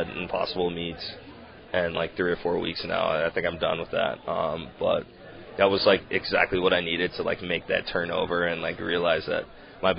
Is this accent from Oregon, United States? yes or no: no; Texas, United States; moved away as an adult; I am from Texas